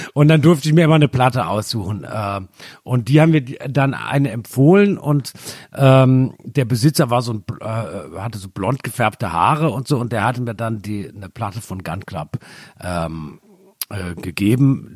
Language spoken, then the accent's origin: German; Germany; ich bin ja sehr nah an Frankreich aufgewachsen